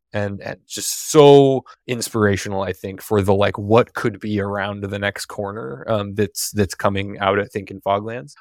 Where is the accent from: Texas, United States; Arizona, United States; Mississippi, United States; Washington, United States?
Washington, United States; Seattle; I live in Seattle. I grew up in Seattle